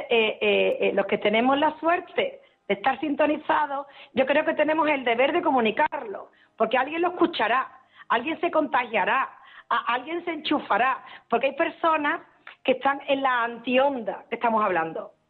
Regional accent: Seville, Andalusia, Spain; yo nací en Sevilla pero ahora mismo puntualmente estoy en Marbella

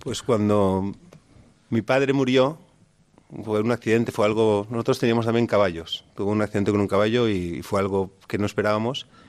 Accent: Canals, Valencian Community, Spain; Yo soy de Canals, de un pueblo de 15.000 habitantes. Y nada, toda mi vida me enseñaron la fe

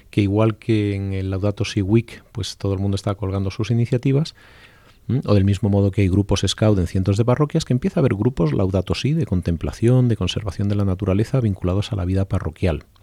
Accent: Spain; El resto somos españoles.

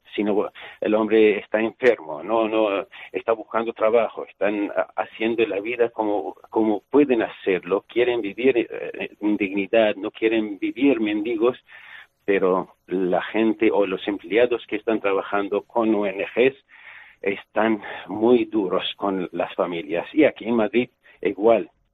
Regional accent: Syria; moved away; en mi pueblo hay una iglesia de la Virgen María

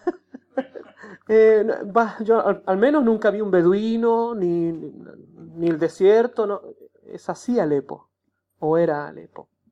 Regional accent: Chile; moved away as an adult; now in Aleppo, Syria; soy de Chile

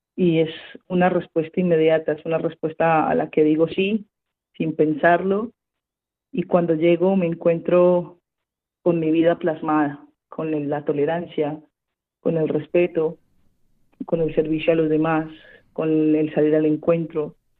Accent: Cali, Valle del Cauca, Colombia; moved away as an adult; nací en Santiago de Cali, al sur occidente de mi país, Colombia, en el año 1992

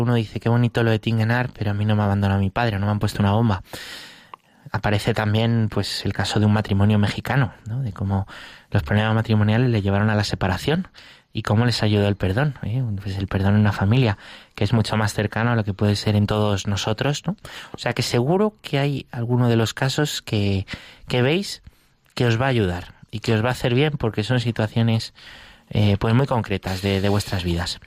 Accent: Valdemoro, Community of Madrid, Spain; en Valdemoro, que es mi pueblo

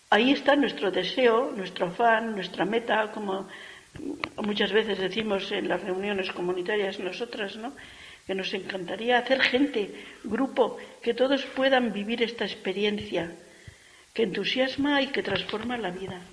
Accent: Castile, Spain; O sea, que es nuestro estilo, porque somos castellanas como ella

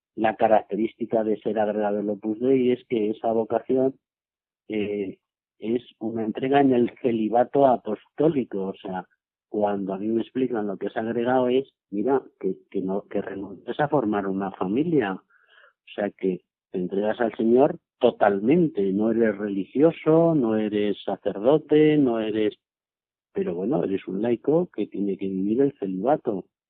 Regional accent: Cañaveras, Castilla-La Mancha, Spain; moved away as an adult; also born or lived in Seville / Mérida; misa desde Cañaveras a Cuenca, porque en el pueblo no había misa todos los días

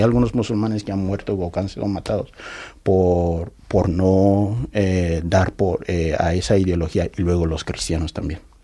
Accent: Yola, Adamawa, Nigeria; Spanish is a second language; also born or lived in Nnobi, southeast Nigeria; now in Spain; yo nací en Nonicha, eh, sureste de Nigeria, que es mi raíz natal, pero desde mi infancia eh, he pasado la mayor parte de mi vida en Yola, en noreste de Nigeria

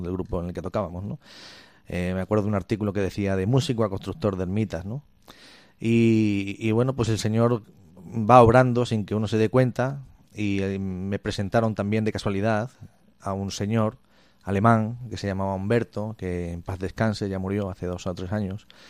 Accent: Cáceres, Extremadura, Spain; also born or lived in Almendralejo; soy natural de Cáceres

